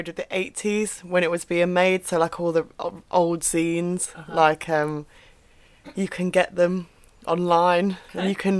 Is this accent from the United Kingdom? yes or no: yes; Derbyshire, East Midlands, United Kingdom; I'm from Derbyshire. Mm-hmm. So the Midlands. Mm-hmm. So not north, not south, right smack bang in the middle of the UK.